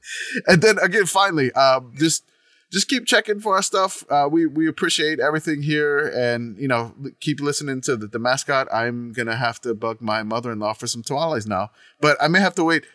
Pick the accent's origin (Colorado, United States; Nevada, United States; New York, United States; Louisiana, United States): Louisiana, United States; New Orleans; I grew up in New Orleans